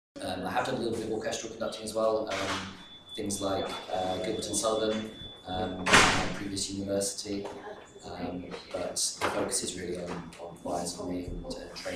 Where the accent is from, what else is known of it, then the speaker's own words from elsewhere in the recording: Exeter, South West England, United Kingdom; moved away as an adult; now in Birmingham, United Kingdom; I'm from the UK, specifically from Exeter in the southwest.